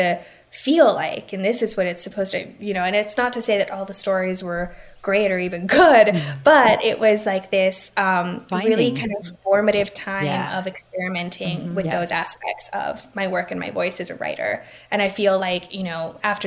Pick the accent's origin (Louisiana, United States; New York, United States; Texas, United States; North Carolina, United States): Texas, United States; Laredo; I grew up in Laredo.